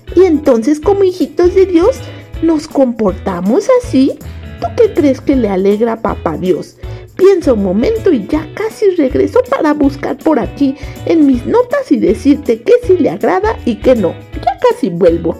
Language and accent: Spanish; Mexico; also born or lived in Costa Rica